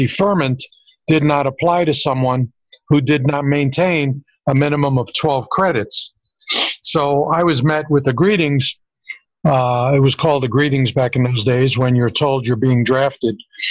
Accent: New York City, New York, United States; moved away as an adult; also born or lived in California; now in Las Vegas, United States; I was born and raised in Brooklyn, New York

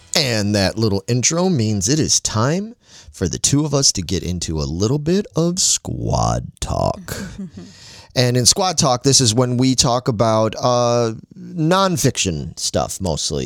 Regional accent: Chicago, Illinois, United States; me growing up in Chicago

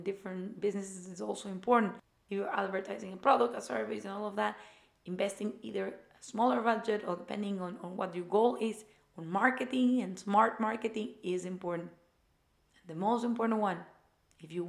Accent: Ecuador; moved away; I went to the German school in my home country in Ecuador

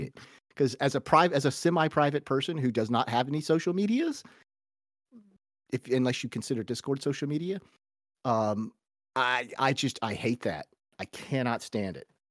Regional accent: United States; as an American

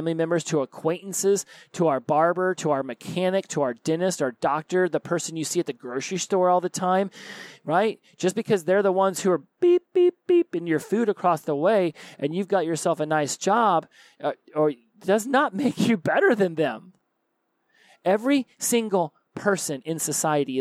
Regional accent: the South, United States; I was raised in the South

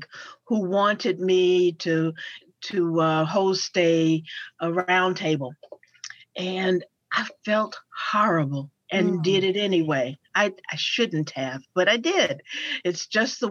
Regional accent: Paducah, Kentucky, United States; moved away as an adult; also born or lived in Murray, Kentucky / Baltimore area; now in Cincinnati, United States; I was born in Western Kentucky, in Paducah

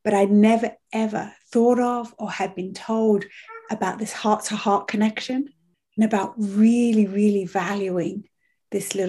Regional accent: United Kingdom; moved away as an adult; also born or lived in Europe; now in Canada; My training was as a British nanny

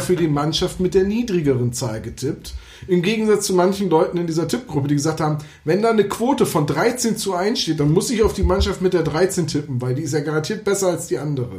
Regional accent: Bremen, Germany; dass ich gebürtiger Bremer bin

